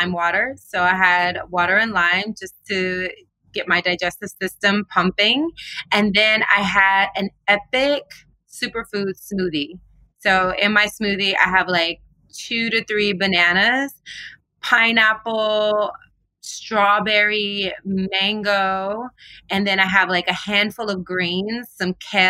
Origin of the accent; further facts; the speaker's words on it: the South, United States; now in California, United States; since I was a little girl growing up in the South.